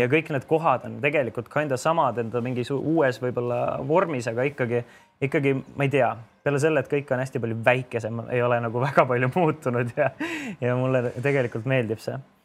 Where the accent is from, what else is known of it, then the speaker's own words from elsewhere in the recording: Tallinn, Harju County, Estonia; ma elasin ka seal, kasvasin ülesse